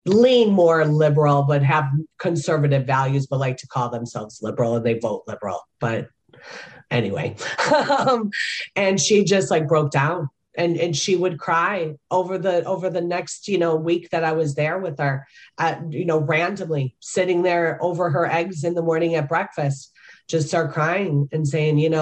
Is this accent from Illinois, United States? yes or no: yes; Chicago, Illinois, United States; moved away; my hometown of Chicago